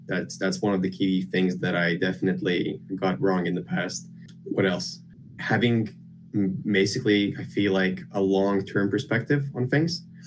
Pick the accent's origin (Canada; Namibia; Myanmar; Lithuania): Lithuania; moved away as an adult; now in United Kingdom; I grew up in Lithuania. Uh, I've basically lived my whole life there near the capital.